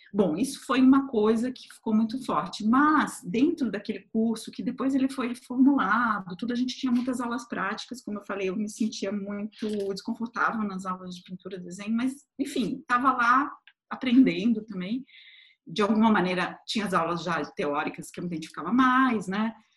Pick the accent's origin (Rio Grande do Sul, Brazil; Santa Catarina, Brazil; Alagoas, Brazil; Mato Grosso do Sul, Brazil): Santa Catarina, Brazil; Florianópolis; moved away as an adult; also born or lived in Tubarão, Santa Catarina; now in São Paulo, Brazil; nasci numa cidade até um pouco menor, bem menor, que se chama Tubarão, em Santa Catarina também. Mas eu fui morar com poucos meses de idade em Florianópolis, então me considero de Florianópolis.